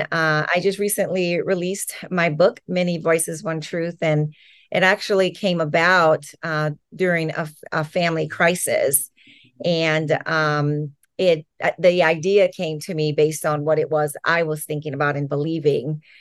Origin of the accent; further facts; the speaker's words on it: New Orleans, Louisiana, United States; moved away as an adult; now in Los Angeles County, United States; I grew up in Louisiana. I was born in New Orleans and then grew up right outside of New Orleans in the suburbs